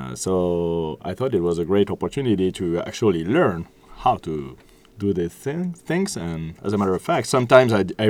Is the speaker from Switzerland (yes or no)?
yes; Switzerland; now in France; I'm from Switzerland